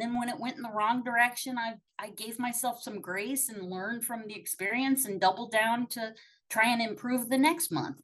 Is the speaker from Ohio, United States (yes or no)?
yes; Akron, Ohio, United States; I'm from Akron. Like I'm from the AA capital